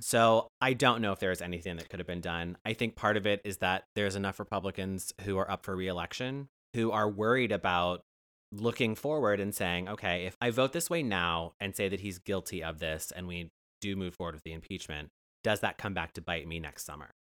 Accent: Ohio, United States; I'm from Ohio

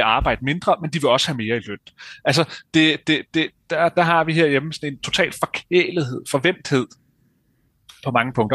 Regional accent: Denmark

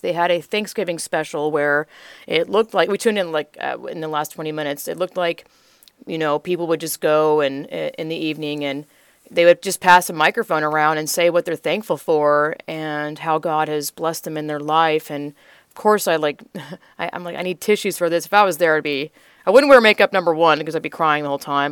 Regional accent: Georgia, United States; moved away as an adult; now in Texas, United States; I grew up in Georgia, twenty-five years, born and raised

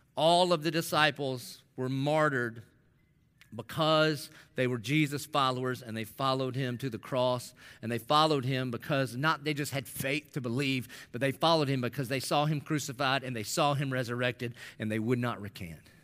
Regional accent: Dillon, United States; I'm a nobody from Dillon

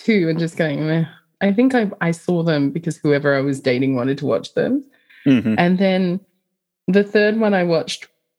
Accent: Australia; I'm Australian.

